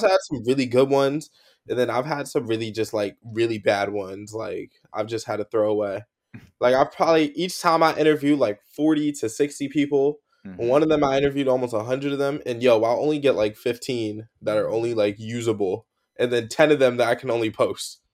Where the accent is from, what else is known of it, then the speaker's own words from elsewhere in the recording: California, United States; now in New Jersey, United States; I grew up in California